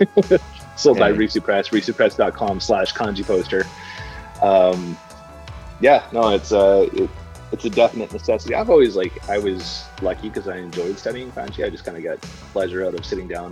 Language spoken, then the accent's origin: English; Canada; moved away as an adult; now in Japan; I'm Canadian